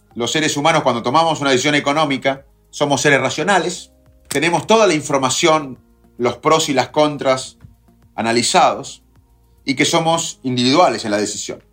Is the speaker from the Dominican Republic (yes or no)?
no; Arroyo Dulce, Buenos Aires, Argentina; los dos nos criamos en Arroyo Dulce, en Salto